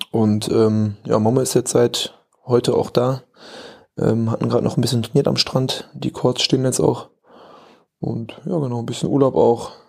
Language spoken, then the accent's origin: German; Bocholt, North Rhine-Westphalia, Germany; now in Bochum, Germany; Ne, ich bin jetzt nach Bochum gezogen. Ähm, ja, ein bisschen näher in die Heimat wieder. Ich komme ja aus Bocholt